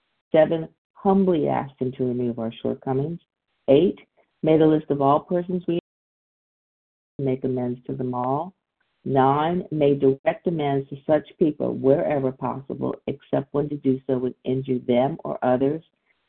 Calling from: Deerfield Beach, Florida, United States; I'm calling in from Deerfield Beach, Florida.

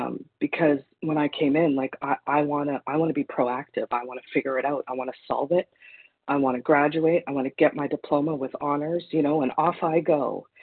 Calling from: Manitoba, Canada; Good morning. This is … from Manitoba, Canada.

